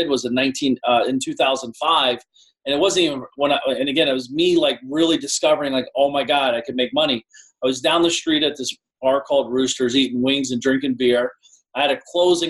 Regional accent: Columbus, Ohio, United States; also born or lived in Shaker Heights, Ohio; I grew up in Columbus, near Columbus. So that's always been my market. And I live in Shaker Heights, Ohio part-time.

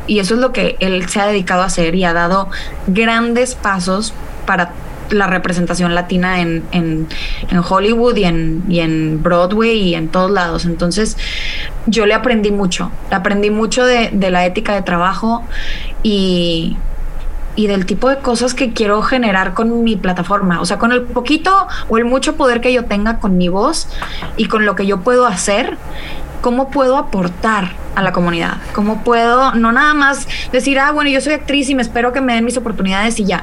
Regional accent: Mexico; yo soy mexicana

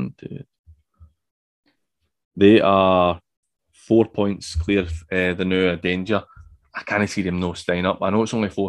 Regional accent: Glasgow, Scotland, United Kingdom; moved away; I'm originally from Maryhill

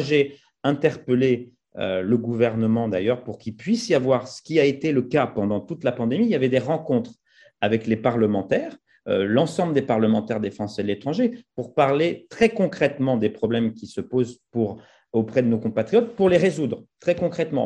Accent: France; moved away; quand on est français établi hors de France, on a des fois une double culture, on a des visions différentes, on a du recul par rapport à, notre pays d'origine

